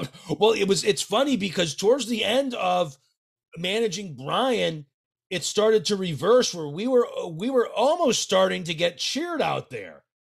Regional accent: Connecticut, United States; I'm from Connecticut

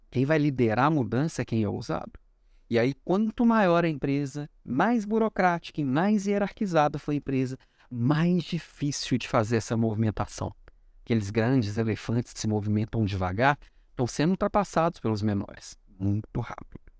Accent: Florianópolis, Santa Catarina, Brazil; now in Belo Horizonte, Brazil; Vim do sul para Belo Horizonte, vim de Florianópolis para Belo Horizonte, estamos de volta em breve, região sul, né?

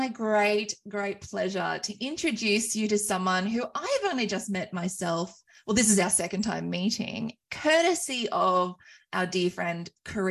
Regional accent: Wagga Wagga, New South Wales, Australia; I am on beautiful Wiradjuri country of my hometown of Wagga Wagga

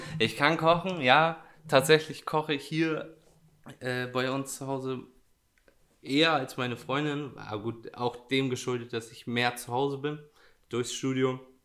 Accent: Edewecht, Lower Saxony, Germany; ich komme nicht direkt aus dem Kern Edewecht, sondern aus Porzloge.

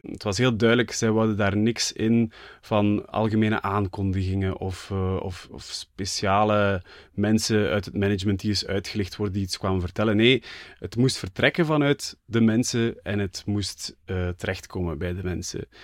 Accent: Flanders, Belgium; voor mij als Vlaming

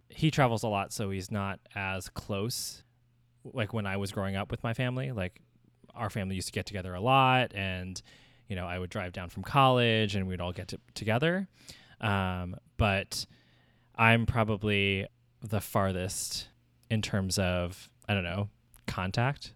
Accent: Southern New Jersey, United States; moved away as an adult; also born or lived in New York; now in San Francisco, United States; raised in Southern New Jersey, and that's where I lived my whole life

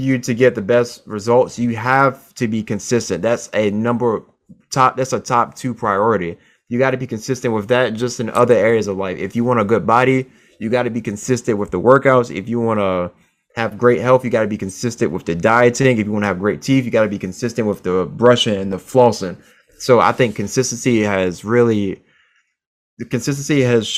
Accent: Virginia, United States; also born or lived in Chester, Virginia / Chesapeake, Virginia; now in Seattle, United States; I was born in Virginia, spent all of my childhood in Eastern Virginia, to be specific, Chester, Virginia. And then we moved to Chesapeake, Virginia

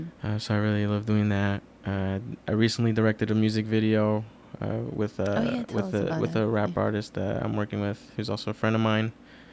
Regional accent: New York City, New York, United States; I was born in Queens, New York, more specifically Elmhurst, Queens.

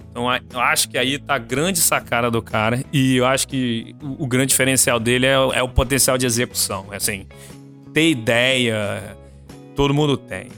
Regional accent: Vitória, Espírito Santo, Brazil; also born or lived in Rio de Janeiro; eu sou de Vitória, cresci aqui, estudei aqui até antes da faculdade, fui pro Rio

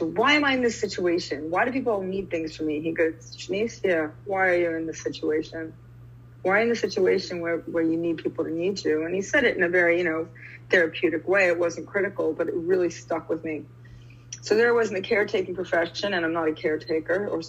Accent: New York, United States; moved away as an adult; now in New Zealand; I live in New Zealand, but I'm from New York, and I'm in New York now.

